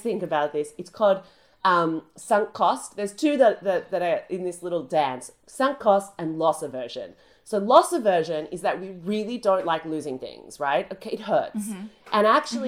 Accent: Australia; now in United Kingdom; my home country burnt to the ground. That's Australia

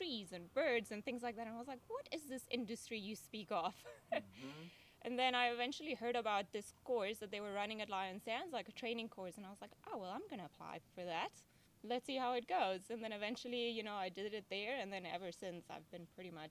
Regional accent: Venezuela; now in Hoedspruit, South Africa; Where I grew up in Venezuela, that's northern South America

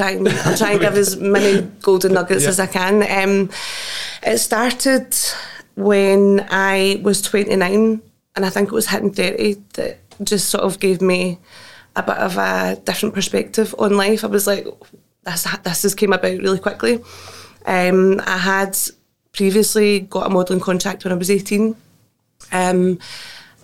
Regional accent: Greenock, Scotland, United Kingdom; it was rough. It was Greenock, you know, the east end of Greenock

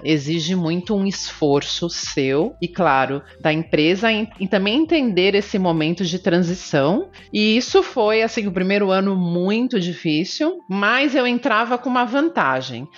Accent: Canoas, Rio Grande do Sul, Brazil; moved away as an adult; also born or lived in São Paulo; now in Miami, United States; Eu nasci em São Paulo, mas fui muito bebê para o Rio Grande do Sul, uma cidade chamada Canoas.

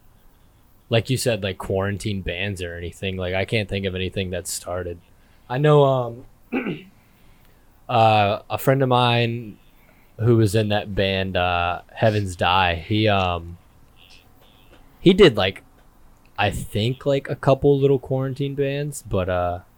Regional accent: Colonial Heights, Virginia, United States; I'm from Colonial Heights.

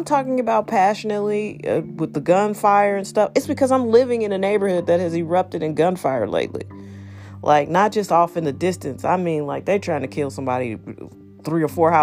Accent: St. Louis, Missouri, United States; also born or lived in Los Angeles; I'm from here. I'm from St. Louis

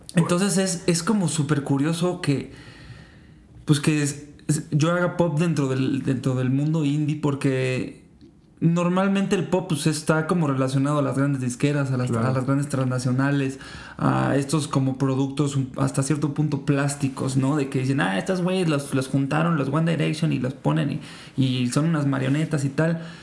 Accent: Mexico; Yo soy una persona que creció muchísimo escuchando, pues aquí en México

